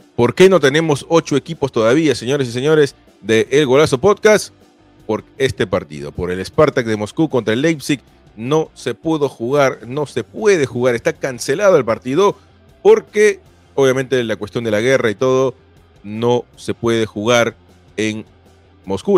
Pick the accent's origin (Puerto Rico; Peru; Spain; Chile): Peru; yo soy peruano